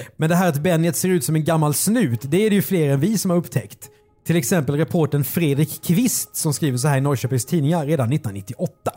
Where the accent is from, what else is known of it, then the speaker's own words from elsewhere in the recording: southern Sweden, Sweden; vi är från södra Sverige